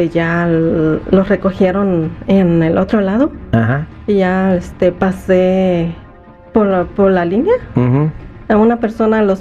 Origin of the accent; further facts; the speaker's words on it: Guerrero, Mexico; now in United States; México, de Guerrero.